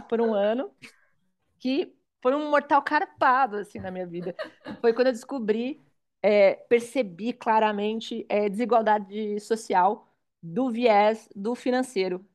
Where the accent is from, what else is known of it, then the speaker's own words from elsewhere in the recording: Suzano, São Paulo, Brazil; also born or lived in Itaim Paulista, São Paulo; eu sou de São Paulo, hoje eu tenho 33 anos, nasci na, na periferia da Zona Leste de São Paulo, é, filha de um pai potiguar, uma mãe pernambucana, nordestinos, foi a primeira geração paulista, não sou paulistana, nasci em Suzano